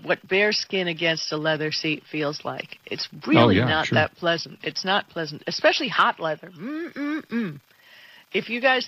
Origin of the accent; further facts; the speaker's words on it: Miami, Florida, United States; I grew up in Miami